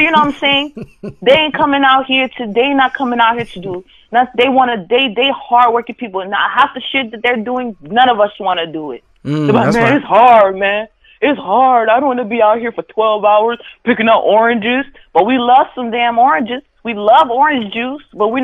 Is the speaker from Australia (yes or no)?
no; Haiti; I'm an immigrant. I come from Haiti or whatever, you know what I'm saying?